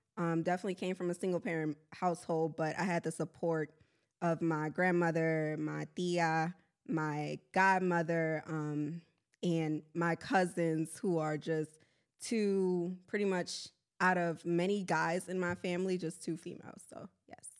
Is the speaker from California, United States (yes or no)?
no; New Orleans, Louisiana, United States; also born or lived in Honduras; now in Houston, United States; I'm from New Orleans, Louisiana